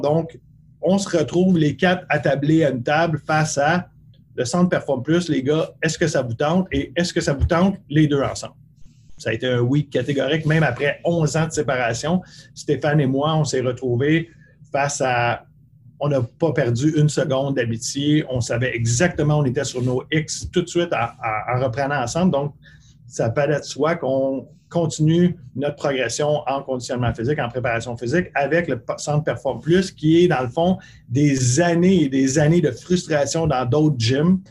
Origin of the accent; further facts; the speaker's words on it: Bourassa, Quebec, Canada; où j'ai grandi à Bourassa